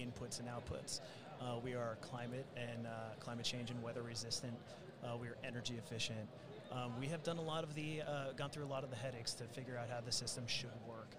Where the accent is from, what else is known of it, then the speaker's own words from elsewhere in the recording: Jersey Shore, New Jersey, United States; moved away; also born or lived in New York; I'm from the Jersey Shore, so we're just going to call it native New Yorker.